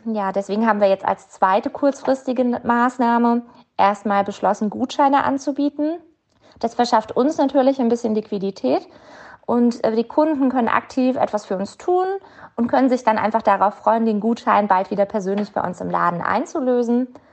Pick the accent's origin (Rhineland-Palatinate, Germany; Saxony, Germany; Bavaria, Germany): Rhineland-Palatinate, Germany; Mainz; uns als Mainzer